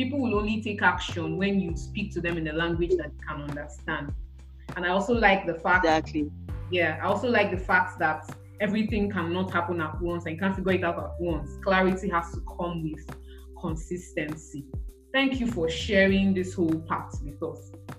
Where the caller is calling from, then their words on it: Niue; Like, as we're having this conversation, I'm calling you from Niue.